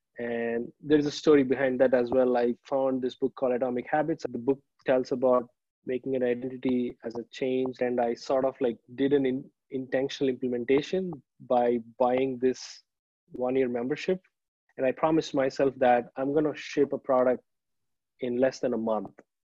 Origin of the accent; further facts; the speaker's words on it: Chicago, Illinois, United States; now in Minneapolis, United States; So I'm from Chicago, but right now I'm living with my wife in Minneapolis.